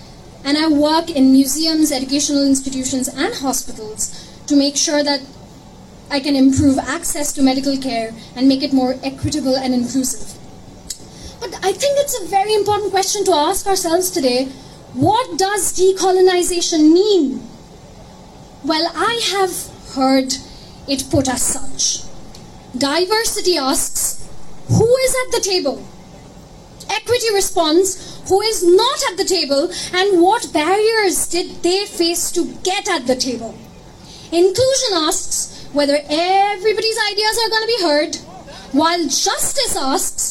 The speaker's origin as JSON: {"language": "English", "town": "Kolkata", "region": "West Bengal", "country": "India", "tie": "born or raised there", "moved": "yes", "lives_now": "Scotland", "said": "I grew up in Calcutta, which was the British capital during the Empire."}